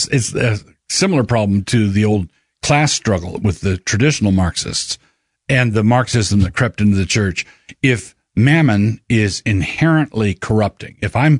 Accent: Annapolis, Maryland, United States; And I was baptized in the Southern Baptist Church. I grew up in the Southern Baptist Church. I grew up in a southern city. It was Annapolis, Maryland.

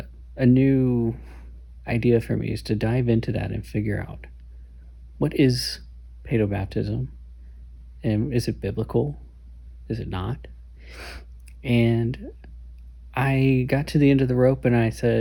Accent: the Bible Belt, United States; Growing up in the Bible Belt, that's all I've ever known

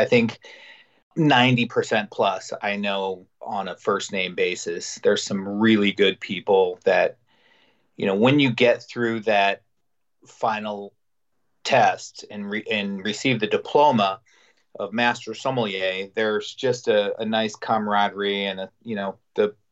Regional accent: Salmon, Idaho, United States; moved away as an adult; also born or lived in Las Vegas, Nevada; I grew up essentially in a rural Idaho on a ranch

